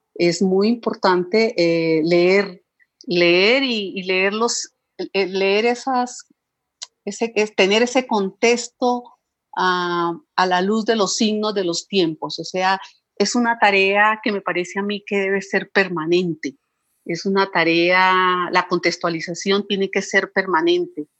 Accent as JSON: {"language": "Spanish", "country": "Colombia", "said": "soy colombiana"}